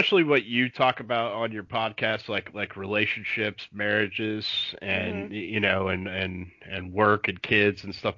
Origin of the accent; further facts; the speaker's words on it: Florida, United States; growing up in Florida